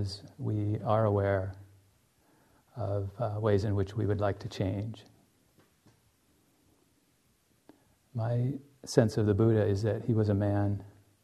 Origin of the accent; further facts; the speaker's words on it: United States; also born or lived in Finland; as an American